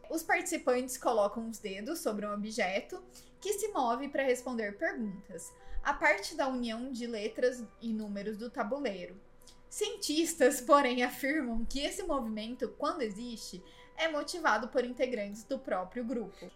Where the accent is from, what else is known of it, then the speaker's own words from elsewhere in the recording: Brazil; no Brasil, né, como brasileiro